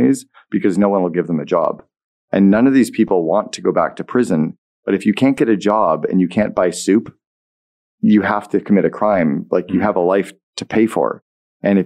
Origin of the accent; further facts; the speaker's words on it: Sudbury, Ontario, Canada; moved away as an adult; also born or lived in United States; I'm a kid from Sudbury.